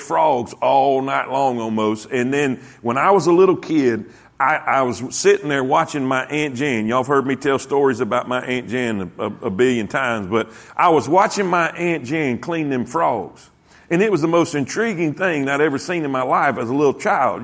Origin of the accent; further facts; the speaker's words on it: Lake Okeechobee, South Florida, United States; I grew up in South Florida. I grew up basically on Okeechobee Lake